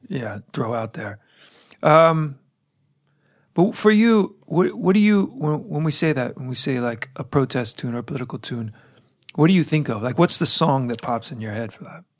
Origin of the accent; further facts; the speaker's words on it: United States; I'm an American who travels abroad fairly, fairly frequently